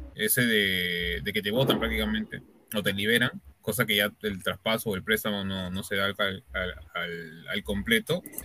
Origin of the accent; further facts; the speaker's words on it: Peru; somos peruanos